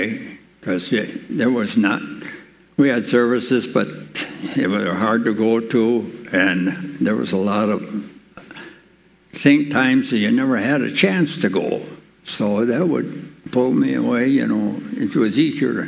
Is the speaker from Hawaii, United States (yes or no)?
no; Maple Ridge, Minnesota, United States; I grew up in Maple Ridge, up by Silo Lutheran Church, or Silo